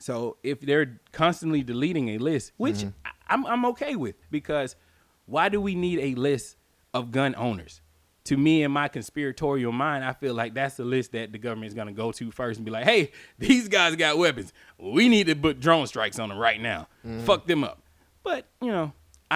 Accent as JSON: {"language": "English", "country": "United States", "said": "as an American"}